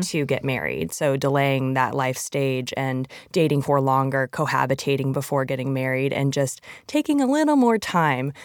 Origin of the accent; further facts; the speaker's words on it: Arizona, United States; I come from Arizona